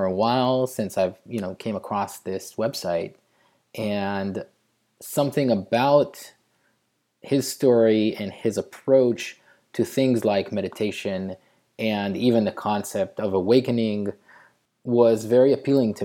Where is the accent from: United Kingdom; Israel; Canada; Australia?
Israel; growing up in Israel